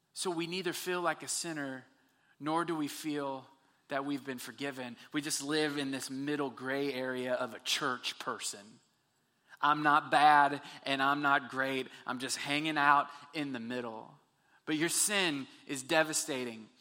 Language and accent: English; Texas, United States; We're from Texas